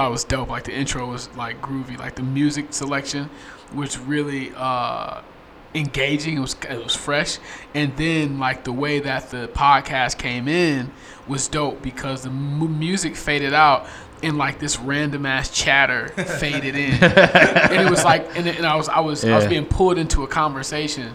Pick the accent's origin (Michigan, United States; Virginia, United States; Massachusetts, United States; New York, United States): Michigan, United States; Detroit; motivational speaker from here in Detroit. I'm from the West Side, next to Hollywood